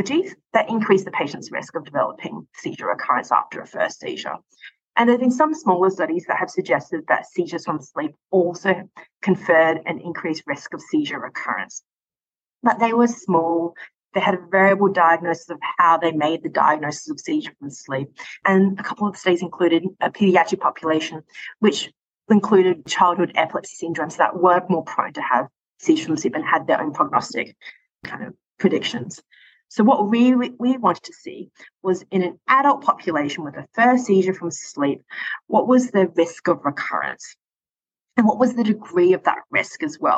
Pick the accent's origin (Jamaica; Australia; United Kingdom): Australia; Perth, Western Australia; moved away as an adult; now in Calgary, Canada; I'm originally from Perth, Western Australia